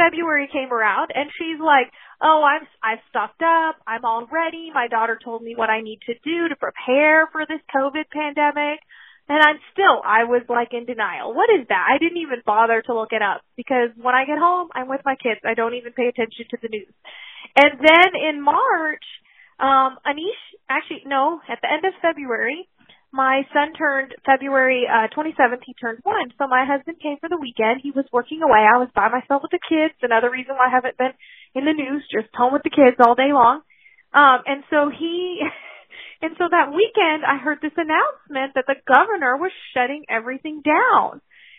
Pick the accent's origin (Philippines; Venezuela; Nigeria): Philippines; now in United States; Because I grew up overseas in the Philippines, and where we lived very remote. I was born in 1986